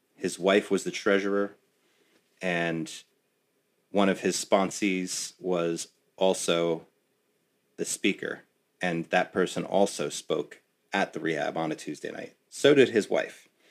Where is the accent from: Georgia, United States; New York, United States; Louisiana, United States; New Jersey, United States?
New Jersey, United States; West Orange; my hometown, no less, in West Orange